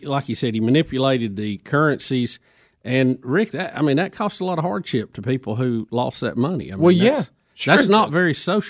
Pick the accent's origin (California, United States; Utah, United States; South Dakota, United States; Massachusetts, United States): Massachusetts, United States; Boston; And I tell them, no, I'm from Boston. They really look at me and say, it's South. And then I go, South Boston.